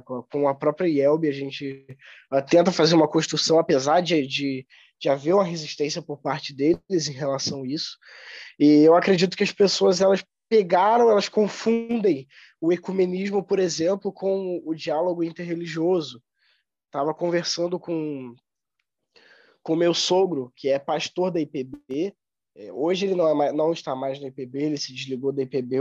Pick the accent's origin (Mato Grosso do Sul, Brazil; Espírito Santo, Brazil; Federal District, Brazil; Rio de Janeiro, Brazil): Rio de Janeiro, Brazil; Nova Friburgo; now in São Leopoldo, Brazil; sou natural de Nova Friburgo, no Rio de Janeiro